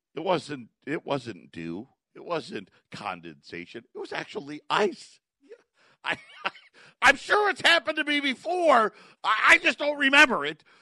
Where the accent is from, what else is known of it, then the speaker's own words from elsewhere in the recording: Syracuse, New York, United States; now in Phoenix area, United States; I grew up in Syracuse